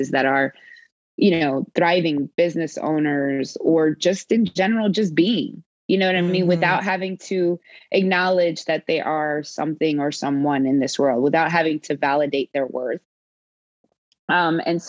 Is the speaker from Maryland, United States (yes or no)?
yes; Baltimore, Maryland, United States; also born or lived in New Orleans, Louisiana; now in Houston, United States; I was born in New Orleans, raised in Baltimore.